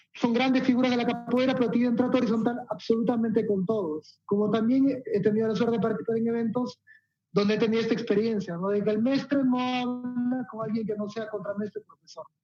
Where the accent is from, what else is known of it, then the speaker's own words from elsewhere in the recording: Peru; Acá todos somos peruanos